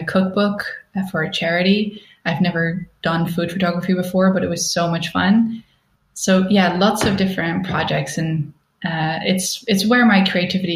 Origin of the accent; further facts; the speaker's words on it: Netherlands; moved away as an adult; also born or lived in Stockholm, Sweden; now in Berlin, Germany; I'm originally from the Netherlands